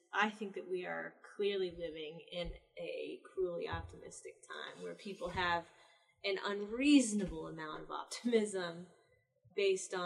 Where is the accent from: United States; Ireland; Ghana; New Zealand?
United States; the North; now in the South, United States; I'm from the North. I grew up Catholic. I moved to the South